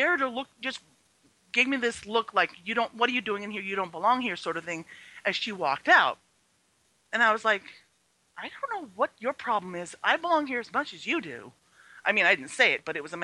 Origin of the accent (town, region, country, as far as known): Southern California, United States; born or raised there; first language Chinese; English is a second language; also born or lived in Madison, Wisconsin